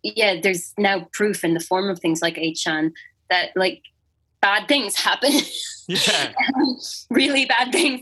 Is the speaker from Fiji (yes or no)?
no; Ireland; as Irish people